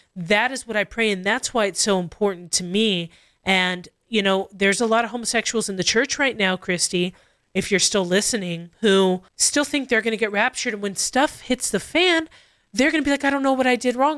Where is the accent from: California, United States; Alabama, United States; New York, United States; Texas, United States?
California, United States; Costa Mesa; I grew up in Calvary Chapel, Costa Mesa